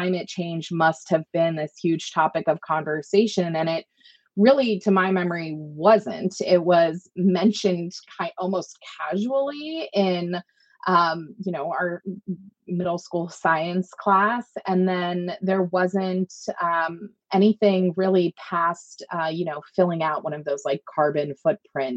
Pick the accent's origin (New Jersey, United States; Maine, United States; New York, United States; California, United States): Maine, United States; I grew up in Maine